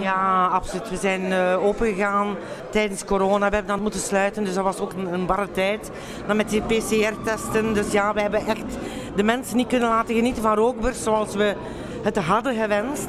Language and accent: Dutch; Flanders, Belgium; want we zijn Vlamingen